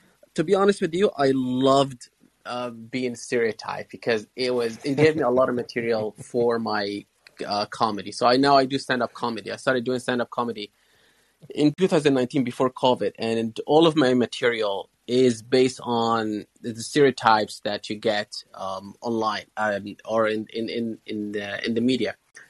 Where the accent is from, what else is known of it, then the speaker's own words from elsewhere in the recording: Syria; now in United Kingdom; I'm from Syria. I'm a refugee.